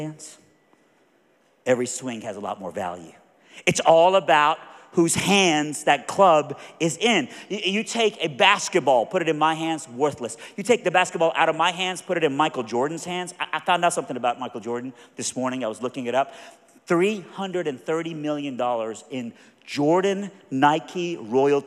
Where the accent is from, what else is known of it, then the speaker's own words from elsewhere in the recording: Iran; moved away; I'm from Iran